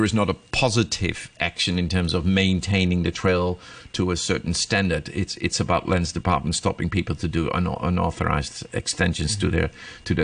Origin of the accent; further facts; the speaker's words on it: Netherlands; now in Hong Kong; I'm from Holland, so we grew up cycling. When I was young, 5 years old, you're on your bicycle going to school